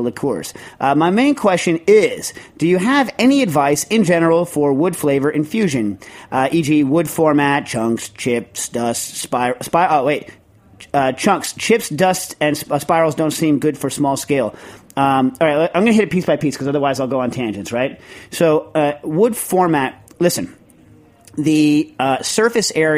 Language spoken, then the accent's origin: English; New York, United States; I'm a New Yorker